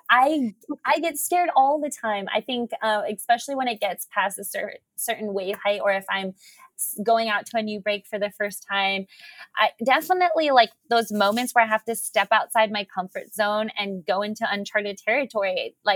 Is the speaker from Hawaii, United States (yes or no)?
yes; Honolulu, Hawaii, United States; five years old here on in Honolulu on the South Shore of Oahu at Waikiki Beach with my dad.